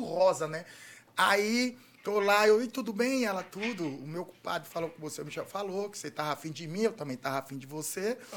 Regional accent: Atalaia, Alagoas, Brazil; moved away; Quando eu, eu saí de Atalaia, Atalaia não tinha condição de, de, não. de cuidado, não tinha dinheiro para tratar os dentes

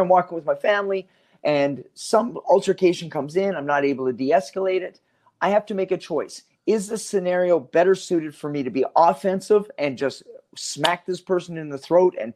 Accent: Canada; moved away; as a Canadian, I was born in Canada

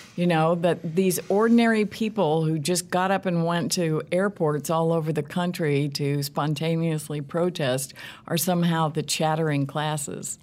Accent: Southern Illinois, United States; now in Kansas City, United States; I'm from the Midwest originally, from a small town in Southern Illinois.

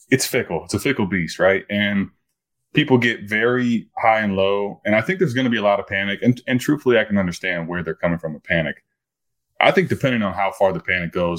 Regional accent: Cleveland, Ohio, United States; I'm from Cleveland

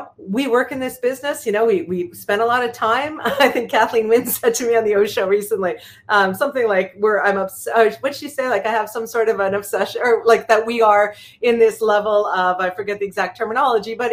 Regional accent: Canada; I'm a Canadian

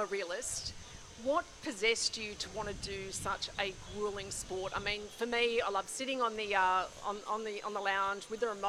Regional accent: Canberra, Australian Capital Territory, Australia; I'm from Canberra, so I get the cold.

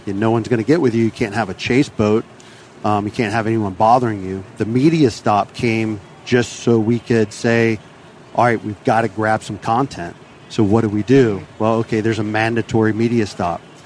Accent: Tampa Bay, Florida, United States; born or raised there

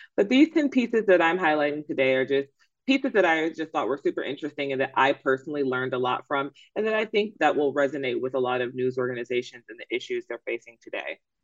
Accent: Atlanta, Georgia, United States; I am from Atlanta. I am an ATLian

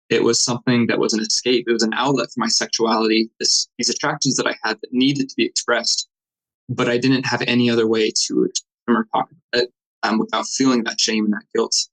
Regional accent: Clinton, Utah, United States; also born or lived in West Point, Utah; I grew up in Davis County, Utah. I, um, first 10 years of my life was in Clinton and then later moved to West Point, Utah. That's just north of Salt Lake, about an hour.

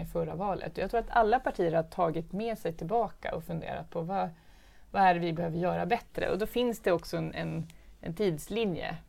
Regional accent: Stockholm, Stockholm County, Sweden; Jag är från Hässelby. Det är, det är, jag är uppväxt på en fritidsgård där min pappa jobbade och min mamma var lärare i Hässelbygårdsskolan.

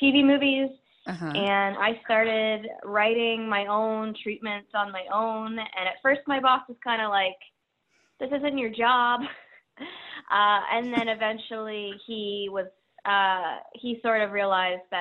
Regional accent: Peterborough, Ontario, Canada; I grew up outside of Toronto, called Peterborough, Ontario

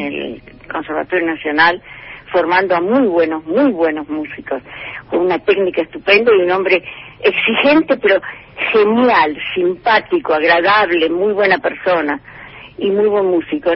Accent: Córdoba, Argentina; yo soy cordobesa, no, no soy porteña, soy provinciana.

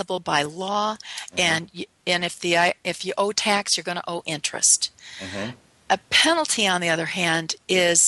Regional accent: north of Chicago, Illinois, United States; I grew up in Illinois, north of Chicago, and in our suburbs

